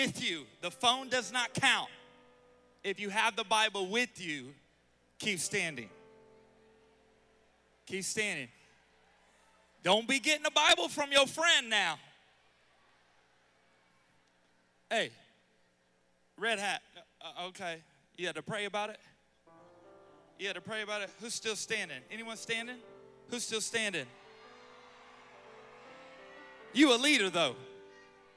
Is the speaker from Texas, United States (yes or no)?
no; Charlotte, North Carolina, United States; I'm from Charlotte, North Carolina